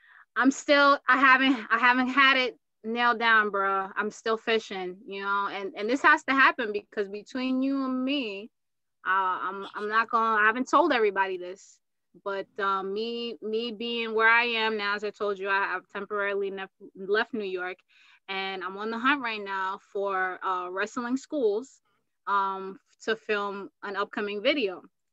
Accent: Uganda; moved away; I'm from Uganda

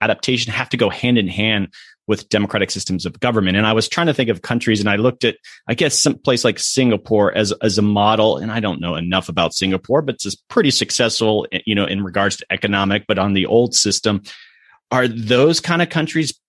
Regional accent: Florida, United States; moved away; I'm from Florida.

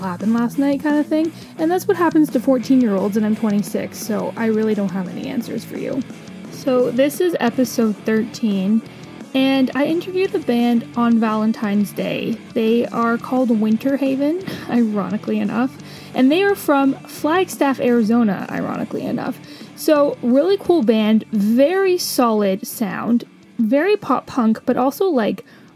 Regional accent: Canada; I'm a Canadian

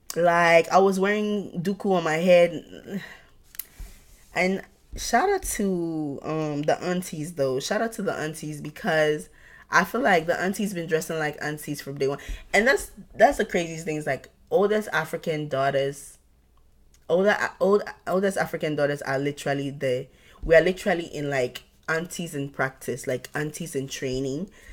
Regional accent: Ghana; now in United States; I grew up in Ghana

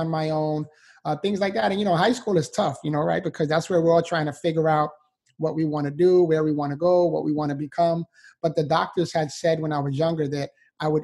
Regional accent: New York City, New York, United States; moved away as an adult; now in Florida, United States; I was born and raised in the Bronx, New York. So I'm a city boy, but now I live in Florida, sunshine state.

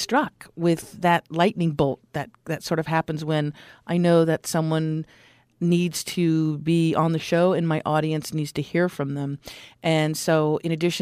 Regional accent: Los Angeles, California, United States; I'm from the Los Angeles area. Back in the 60s, I was born in this crazy town

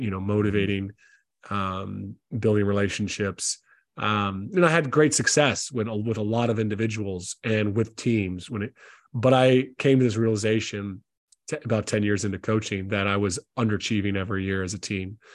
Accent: South Carolina, United States; moved away as an adult; also born or lived in Tennessee / Lithuania; now in Ireland; I grew up in South Carolina in the States

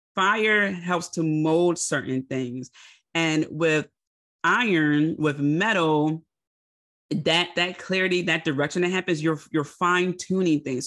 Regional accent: Philadelphia, Pennsylvania, United States; accent: Philly; My Philly accent

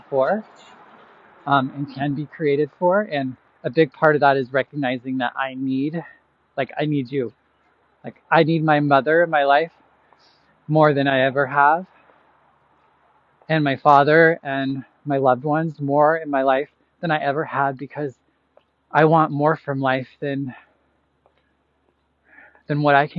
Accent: Boise, Idaho, United States; moved away as an adult; now in Chicago, United States; 10 years ago that I moved from Boise, Idaho, that I moved from here to Chicago and started my journey away from Idaho

